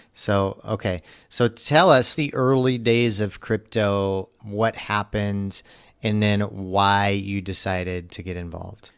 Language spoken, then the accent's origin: English; United States; As an American myself